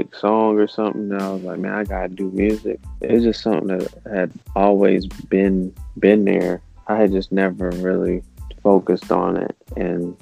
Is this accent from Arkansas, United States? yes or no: no; North Carolina, United States; also born or lived in West Coast; now in Georgia, United States; I was born in North Carolina